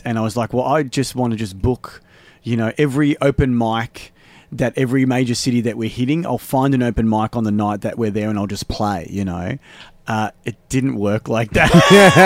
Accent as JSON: {"language": "English", "town": "Melbourne", "region": "Victoria", "country": "Australia", "said": "I came from Australia"}